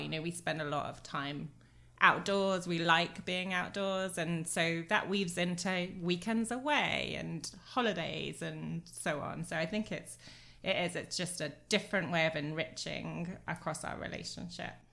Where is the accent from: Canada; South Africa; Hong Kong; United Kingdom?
United Kingdom; England; moved away; I was born in England, not raised to run in these kind of temperatures